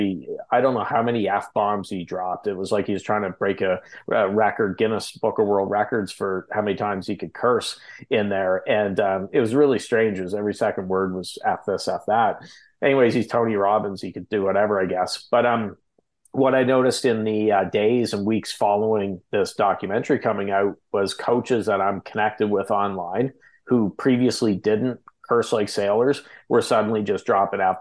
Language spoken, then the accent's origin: English; Canada; we're Canadian, you